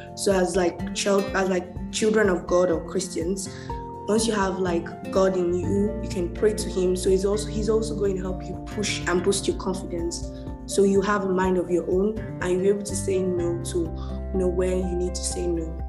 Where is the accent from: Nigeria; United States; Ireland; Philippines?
Nigeria; I'm Nigerian